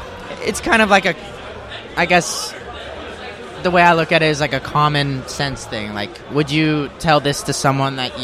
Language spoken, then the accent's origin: English; El Paso, Texas, United States; now in Parker, United States; I'm from El Paso, Texas. That's where I was born